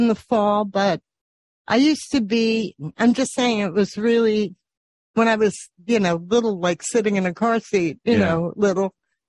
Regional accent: Flushing, New York, United States; born there; I was born in Flushing.

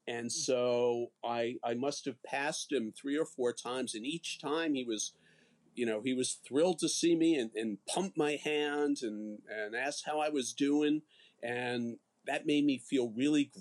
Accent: Nassau County, Long Island, New York, United States; also born or lived in Chicago / Austin; I grew up in Nassau County

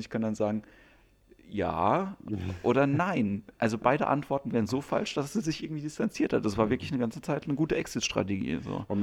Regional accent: Ludwigshafen, Rhineland-Palatinate, Germany; now in Lüneburg, Germany; ja, ich äh, wohne in Lüneburg, aber eigentlich komme ich aus Ludwigshafen.

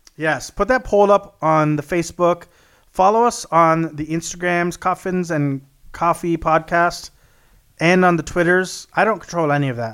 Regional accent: South Texas, United States; I grew up in South Texas, which is very flat

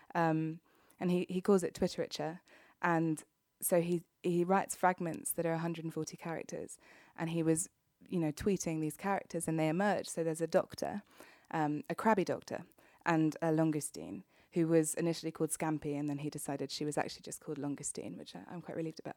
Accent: United Kingdom; being a Brit through and through

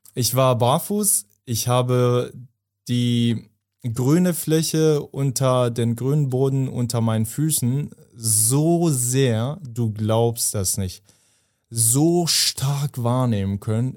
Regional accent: Afghanistan; moved away; ich komme ja aus Afghanistan

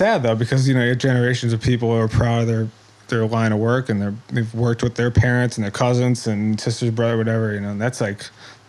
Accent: Scranton, Pennsylvania, United States; now in West Virginia, United States; where I grew up in Scranton.

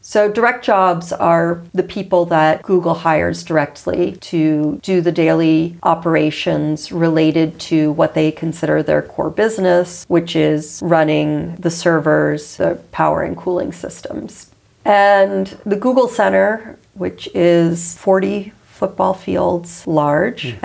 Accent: United States; I come from the United States

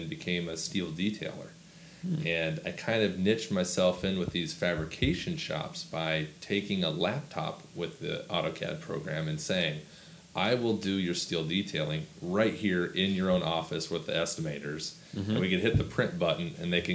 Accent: Washington, United States; Washington State. Grew up on 300-acre farm that was managed by my grandparents.

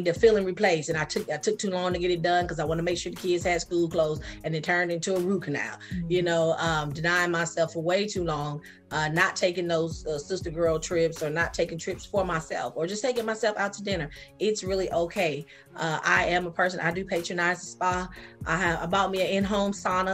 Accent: Sacramento, California, United States; accent: Geechee; moved away as an adult; now in Georgia, United States; I grew up in Sacramento.

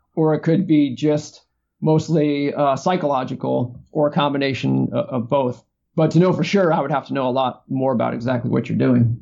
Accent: East Coast, United States; moved away as an adult; now in California, United States; so I grew up on the East Coast, and when I moved to California in 1995

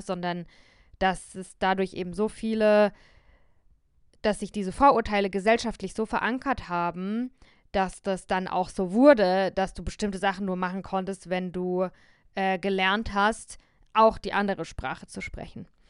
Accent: near Heidelberg, Baden-Württemberg, Germany; accent: southern German High German, local dialect; also born or lived in Berlin; ich bin in Süddeutschland geboren, in der Nähe von Heidelberg und äh, dort spricht man Dialekt

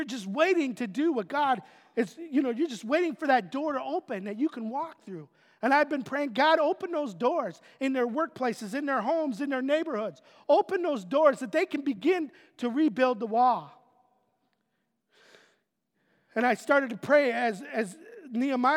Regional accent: Otisville, United States; moved away; my hometown of Otisville

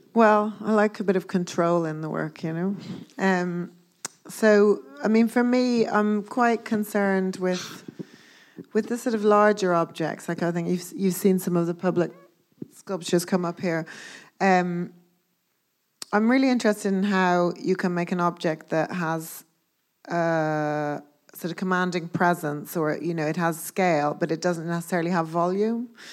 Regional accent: Dublin, Leinster, Ireland; moved away as an adult; also born or lived in Belfast / Glasgow / London; I grew up in Dublin, as you said, and I went to art school in Dublin for two years

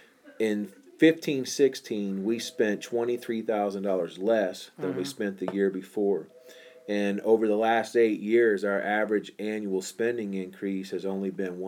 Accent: Ocala, Florida, United States; I grew up in Ocala, Florida.

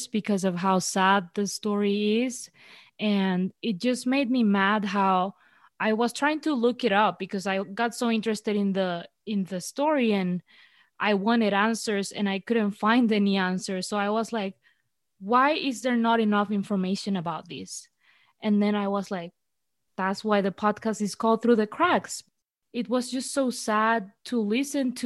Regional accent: Venezuela; I'm from Venezuela

